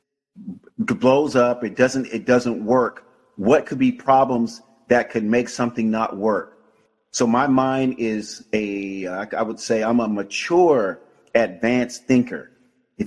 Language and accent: English; Tampa, Florida, United States; I grew up in the hood in Tampa, Florida